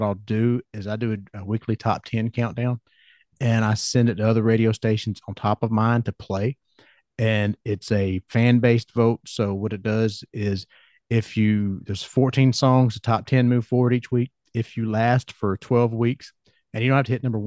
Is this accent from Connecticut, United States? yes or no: no; Georgia, United States; accent: Southern; I'm from Georgia